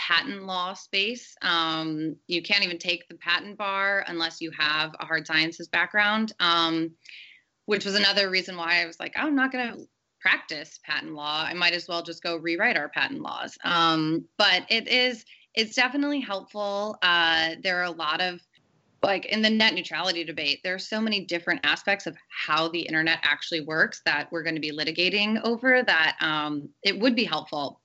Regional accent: Grand Rapids, Michigan, United States; now in Washington, D.C., United States; my hometown of Grand Rapids, Michigan

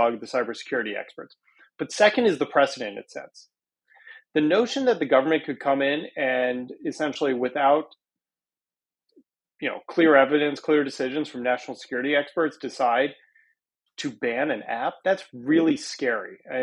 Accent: United States; as an American

